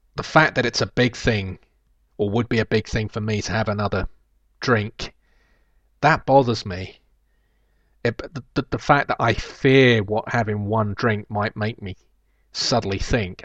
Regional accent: London, United Kingdom; I was born in Kennington

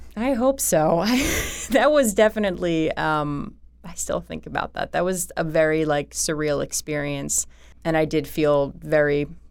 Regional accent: Philadelphia, Pennsylvania, United States; accent: Philly; I was from Philly, I had a Philly accent.

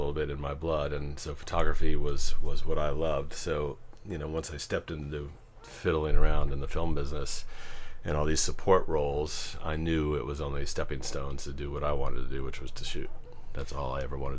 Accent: Arlington, Virginia, United States; I grew up in Arlington, not too far from here, and lived there my entire life.

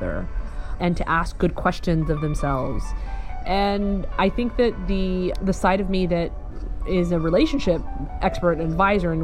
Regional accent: the South, United States; also born or lived in Kentucky / Alabama; I grew up in the South

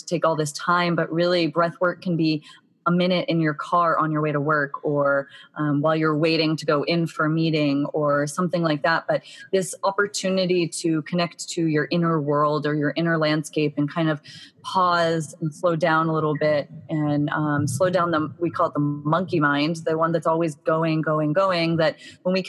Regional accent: Boston, Massachusetts, United States; now in San Diego, United States; I'm actually from Boston, Massachusetts, and grew up in a very kind of fast-paced, go, go, go, setting high goals for myself kind of atmosphere

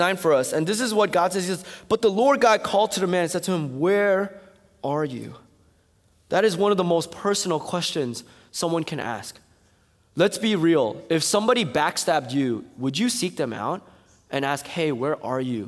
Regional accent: East Coast, United States; I'm from the East Coast

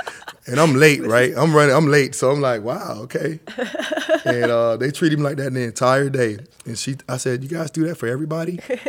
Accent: Atlanta, Georgia, United States; also born or lived in Germany; now in Portland, United States; no, I grew up primarily in Atlanta, Georgia. Lived there till I was 12.

